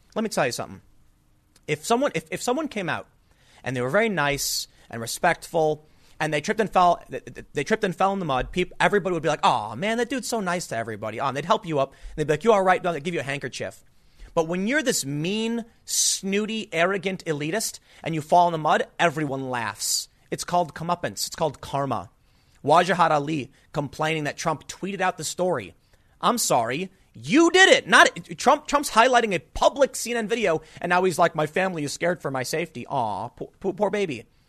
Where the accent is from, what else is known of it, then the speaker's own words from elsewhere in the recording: United States; I'm an American